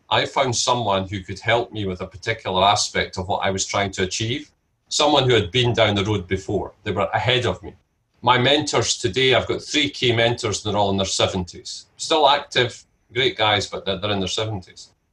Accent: Scotland, United Kingdom; I'm Scottish and my family are all Scottish.

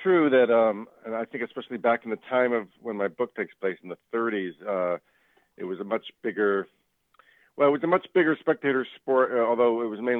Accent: Miami, Florida, United States; also born or lived in Northeast United States; now in Northeast, United States; I grew up in Miami and started playing at a very young age, about 8 years old.

